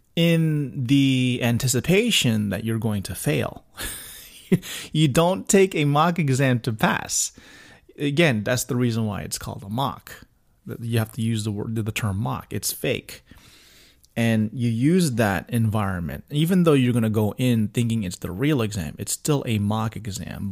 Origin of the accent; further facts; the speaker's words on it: Miami, Florida, United States; moved away; come back to my hometown of Miami